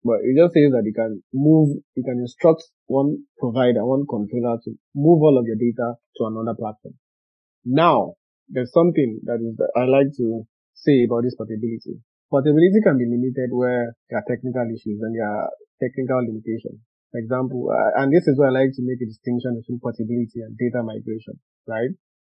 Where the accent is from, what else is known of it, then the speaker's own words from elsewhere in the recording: Nigeria; English is a second language; I'm Nigerian, but I fall under the scope of GDPR.